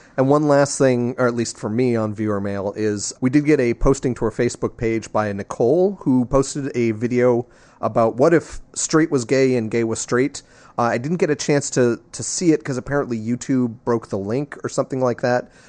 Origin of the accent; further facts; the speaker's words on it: New Jersey, United States; I'm from New Jersey